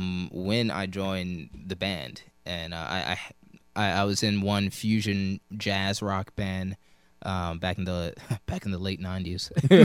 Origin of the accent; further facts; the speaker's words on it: Maryland, United States; moved away; also born or lived in Alabama; actually, I'm from back east. I'm from Maryland.